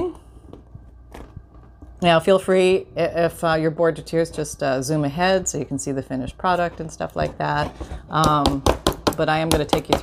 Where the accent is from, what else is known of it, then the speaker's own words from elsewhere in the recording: Canada; My parents had shoe stores. Yeah, a couple of shoe stores growing up in Canada.